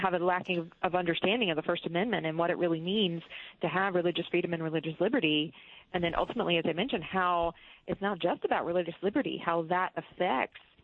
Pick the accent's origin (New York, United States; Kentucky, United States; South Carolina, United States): South Carolina, United States; my own home state of South Carolina